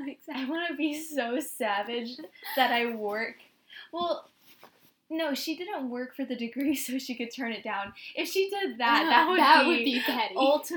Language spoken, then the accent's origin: English; Northeast Louisiana, United States; now in New Orleans, United States; we're from Northeast Louisiana, yeah. which is where Delta is.